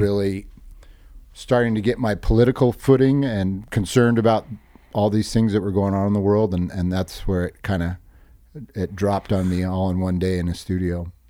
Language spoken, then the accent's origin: English; Hermosa Beach, California, United States; We come from Hermosa